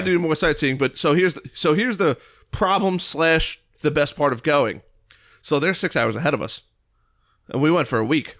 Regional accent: United States; I'm from the United States.

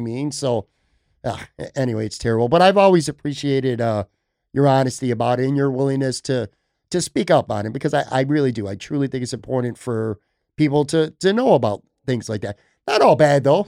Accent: Buffalo, New York, United States; moved away; also born or lived in Florida; I love, love, love, love Buffalo. It's my hometown.

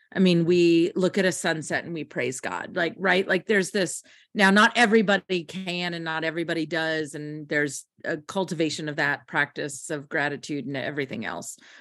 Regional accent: United States; also born or lived in Kentucky / Tennessee; I grew up in Kentucky and Tennessee

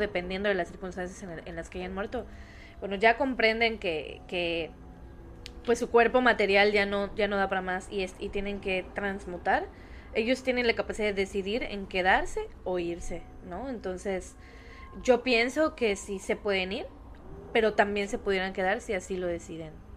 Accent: Yucatán, Mexico; soy yucateca

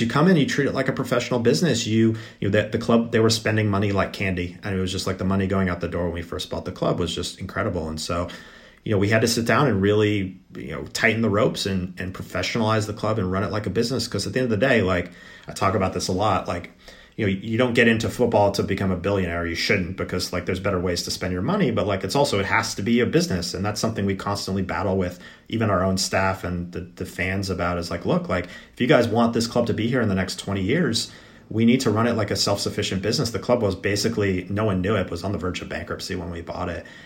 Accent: United States; being an American

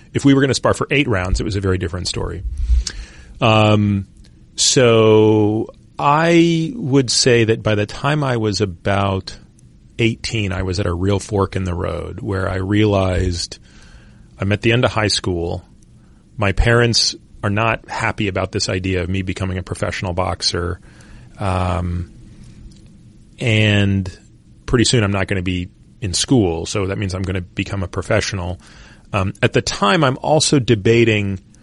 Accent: Toronto, Ontario, Canada; I grew up in Toronto

